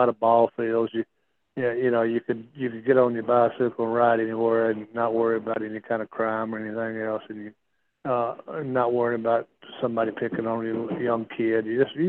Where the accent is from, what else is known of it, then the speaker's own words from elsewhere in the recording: Gadsden, Alabama, United States; Well, our little town was a booming town back in the 50s, 60s, we had a Goodyear plant. We had a steel plant.